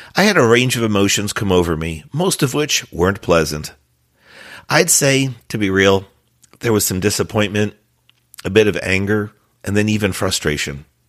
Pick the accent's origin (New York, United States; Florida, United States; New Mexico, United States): Florida, United States; my home state, Florida